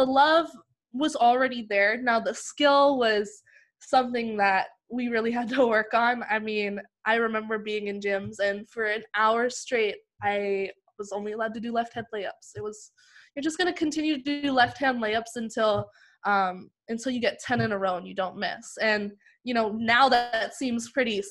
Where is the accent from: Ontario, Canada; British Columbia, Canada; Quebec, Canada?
British Columbia, Canada; Vancouver; also born or lived in Prince George, British Columbia / United States / Langley, British Columbia; I was born in Vancouver. I then lived in like the Lower Mainland for a while